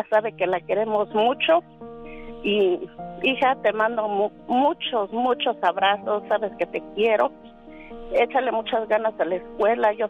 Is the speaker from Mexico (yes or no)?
yes; Hidalgo, Mexico; Nosotros somos del estado de Hidalgo, mi esposo es del estado de Guanajuato.